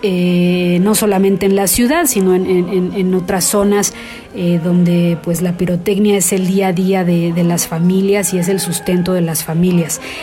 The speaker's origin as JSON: {"language": "Spanish", "country": "Mexico", "said": "quienes viven en México, quienes somos mexicanos"}